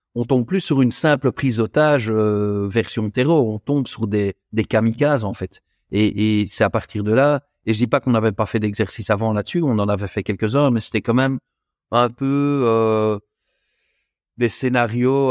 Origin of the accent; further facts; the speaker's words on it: Belgium; je suis belge.